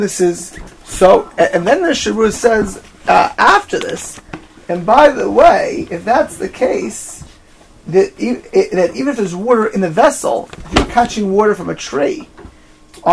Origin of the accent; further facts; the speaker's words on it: Miami Beach, Florida, United States; I grew up in Miami Beach by like 1990